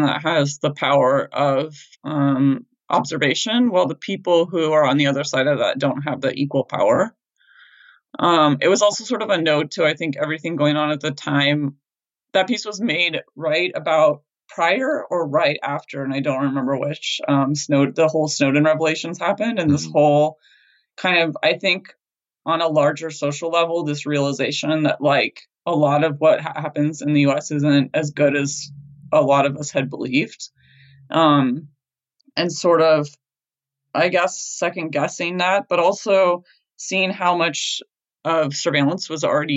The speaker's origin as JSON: {"language": "English", "country": "United States", "said": "as an American"}